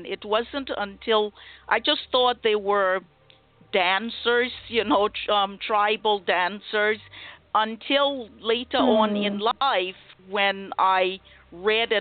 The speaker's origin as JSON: {"language": "English", "country": "Liberia", "tie": "born or raised there", "moved": "as an adult", "said": "I was born in Liberia, as you mentioned, and I grew up there. I spent all of my childhood and part of my adult, young adult life there."}